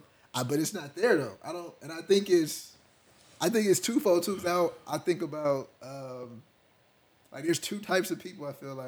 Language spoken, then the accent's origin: English; Decatur, Georgia, United States; I'm from Decatur.